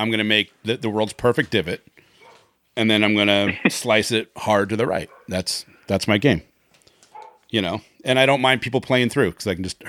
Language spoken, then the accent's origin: English; Washington, United States; I grew up salmon fishing. I grew up in Washington State. And I grew up on the peninsula. And then on top of that, I grew up on a peninsula on the peninsula. So it was very much like growing up on an island.